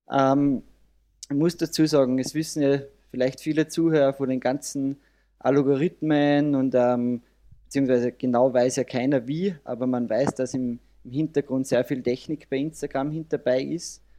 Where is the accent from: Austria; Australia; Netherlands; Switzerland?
Austria; Salzburg; Ich komme aus Carbon, aus dem wunderschönen Salzburger Land in Österreich.